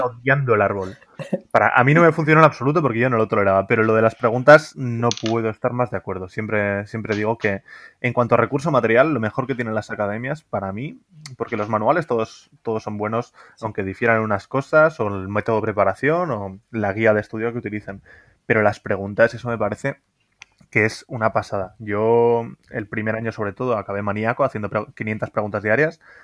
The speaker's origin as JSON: {"language": "Spanish", "town": "Pamplona", "region": "Navarre", "country": "Spain", "also_born_or_lived": "Madrid", "moved": "as an adult", "said": "yo soy de Pamplona, pero me, fui a Madrid"}